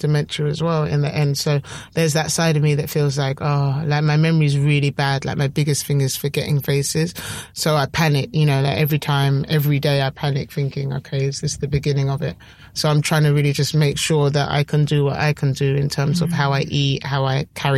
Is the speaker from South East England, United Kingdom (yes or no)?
yes; Sussex, South East England, United Kingdom; I grew up, I was born like down in Sussex